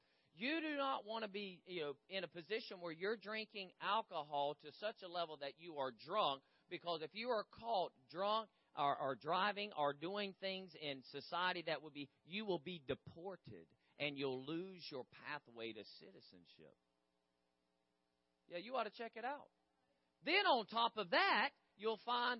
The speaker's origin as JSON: {"language": "English", "town": "Gainesville", "region": "Florida", "country": "United States", "tie": "born or raised there", "said": "I was born in Gainesville, Florida, on March 11th, 1970."}